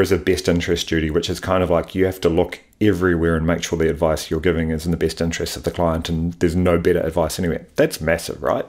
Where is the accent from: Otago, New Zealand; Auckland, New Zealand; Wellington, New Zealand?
Wellington, New Zealand; moved away as an adult; also born or lived in Sydney, Australia; born and raised in Wellington, went to university there